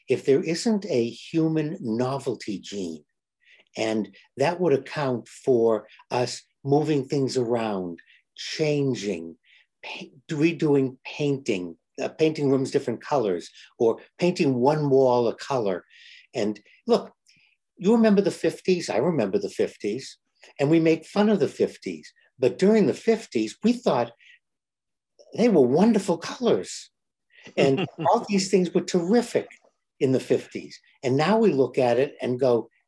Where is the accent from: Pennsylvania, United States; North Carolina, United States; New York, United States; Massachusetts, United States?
Massachusetts, United States; Boston; I grew up in Boston